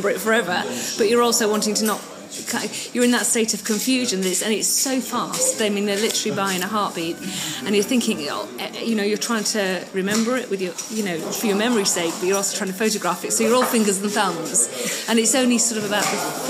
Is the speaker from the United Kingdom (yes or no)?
yes; England, United Kingdom; from England